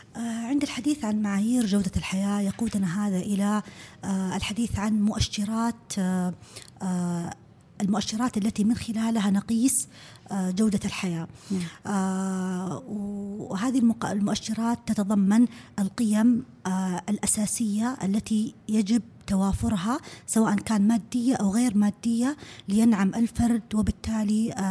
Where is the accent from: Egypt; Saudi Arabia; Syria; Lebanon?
Saudi Arabia; عندنا في السعوديه